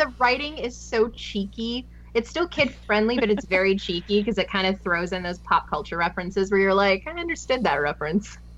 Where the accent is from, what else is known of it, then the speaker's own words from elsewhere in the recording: West Coast of Canada, Canada; I'm from the West Coast